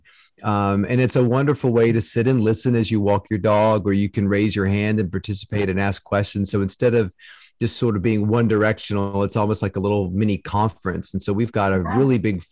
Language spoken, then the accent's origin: English; Salem, Virginia, United States; I grew up in Southwest Virginia in Salem, Roanoke area.